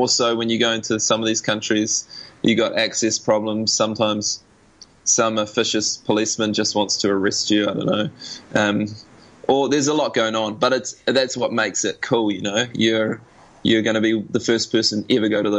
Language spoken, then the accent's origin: English; New Zealand; Being a Kiwi